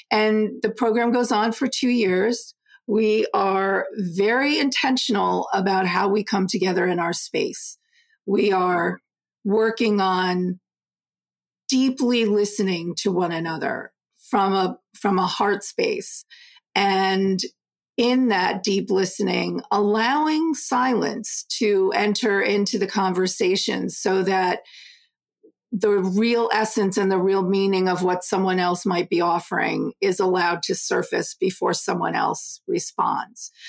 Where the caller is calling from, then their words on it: Southbury, Connecticut, United States; Connecticut, Southbury, Connecticut, with a lovely little snow cover this morning.